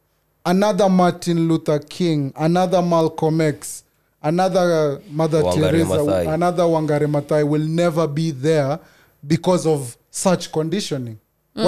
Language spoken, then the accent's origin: English; Kenya; As a Kenyan, am I toxic if I continue agreeing to live this life?